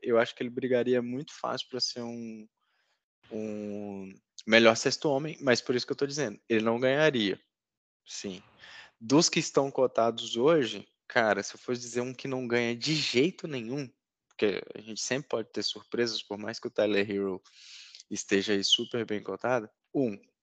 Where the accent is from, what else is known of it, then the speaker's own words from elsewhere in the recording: Northeast Region, Brazil; como diz na minha terra, no Nordeste